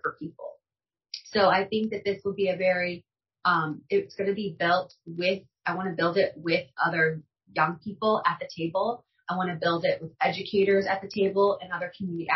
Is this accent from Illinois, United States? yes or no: yes; Granite City, Illinois, United States; I grew up in Granite City. So I did not grow up in a wealthy zip code.